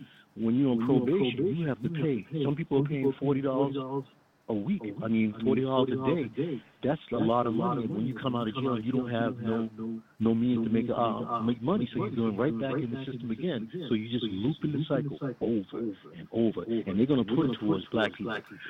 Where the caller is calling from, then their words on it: Rock Hill, South Carolina, United States; from Rock Hill, South Carolina.